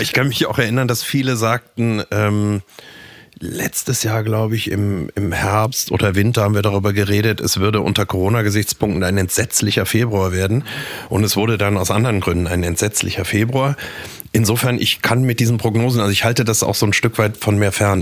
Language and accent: German; Düsseldorf, North Rhine-Westphalia, Germany; born or raised there; moved away as an adult; now in Munich, Germany